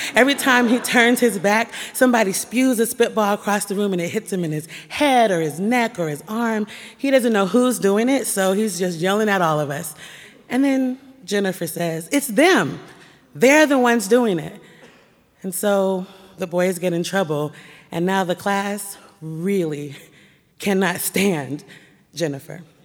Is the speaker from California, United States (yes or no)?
no; Portland, Oregon, United States; My, my house, my school, my church were all nestled and nurtured in the black community of Northeast Portland